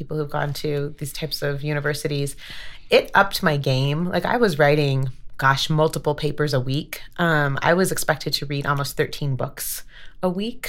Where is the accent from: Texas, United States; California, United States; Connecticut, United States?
California, United States; Los Angeles; moved away as an adult; also born or lived in Washington, D.C.; now in Denver, United States; So I grew up in Los Angeles, and big Italian-Mexican family